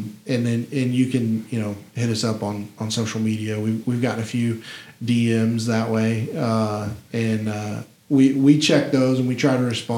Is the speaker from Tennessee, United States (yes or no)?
yes; Memphis, Tennessee, United States; I'm very, very proud to be from here. I don't ever tell anyone I'm from Tennessee. I'm from Memphis.